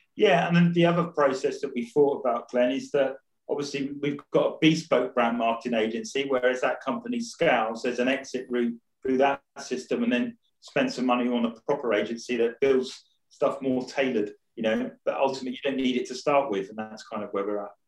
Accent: Rayleigh, East of England, United Kingdom; moved away; I was originally from Rayleigh

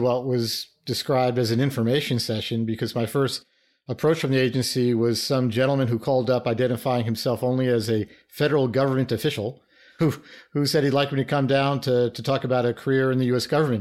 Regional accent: New York City, New York, United States; I started out as a inner city kid from New York. I grew up in the Bronx

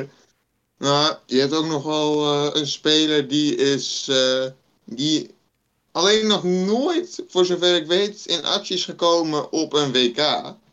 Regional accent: Netherlands; als Nederlanders

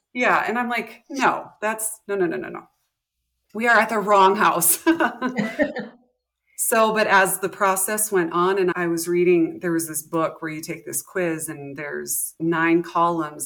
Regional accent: North Dakota, United States; moved away as an adult; also born or lived in Montana / South Texas; I am from North Dakota. I was born in Montana, moved to North Dakota when I was young. Grew up, graduated high school here.

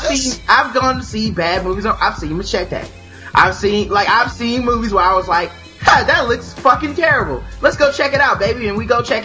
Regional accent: the South, United States; I'm from the South. We didn't have the most money growing up or whatever for a long time.

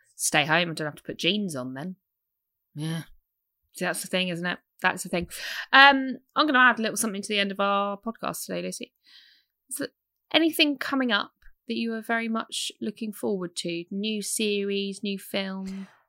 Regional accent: United Kingdom; I'm British.

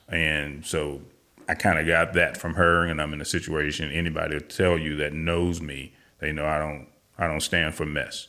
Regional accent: St. Louis, Missouri, United States; moved away as an adult; also born or lived in Colorado / California; now in Texas, United States; Originally, I am from Saint Louis, Missouri, born and raised, uh, back in nineteen sixty-five. And I lived there until I was in my early thirties

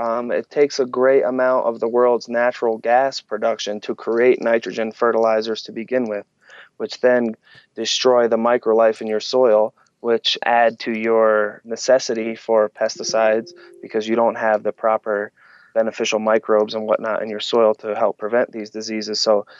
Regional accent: New Jersey, United States; moved away as an adult; now in Colorado, United States; I moved to Colorado when I was 18 from New Jersey. New Jersey has a totally different attitude than out here.

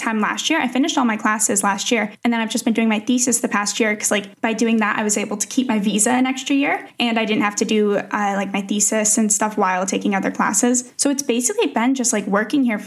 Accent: Connecticut, United States; moved away as an adult; now in Czech Republic; I am originally from Connecticut, but I moved to the Czech Republic almost

